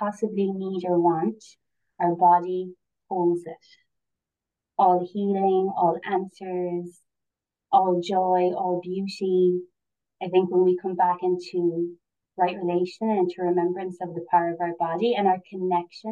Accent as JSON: {"language": "English", "town": "Cork", "region": "Munster", "country": "Ireland", "said": "So I'm from Cork originally and now I'm living in East Cork."}